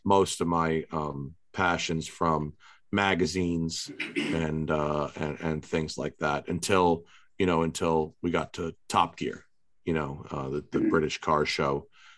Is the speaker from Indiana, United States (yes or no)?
no; Westchester County, New York, United States; moved away as an adult; also born or lived in New Jersey / Atlanta / Philadelphia; now in California, United States; I grew up in Westchester County, New York